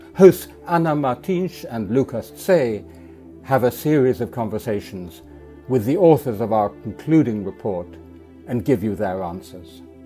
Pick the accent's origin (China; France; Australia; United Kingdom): France; also born or lived in Geneva; definitely feel more European than French, which is my original nationality